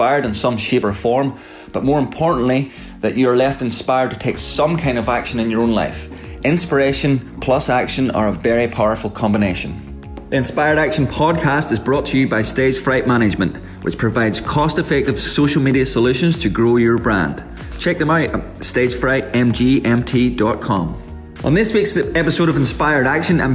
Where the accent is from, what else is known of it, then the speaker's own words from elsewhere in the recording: Northern Ireland, United Kingdom; now in Melbourne, Australia; what I'm used to from Northern Ireland